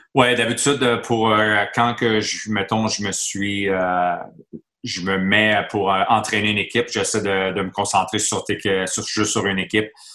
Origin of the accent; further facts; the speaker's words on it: Montreal, Quebec, Canada; J'ai grandi à Montréal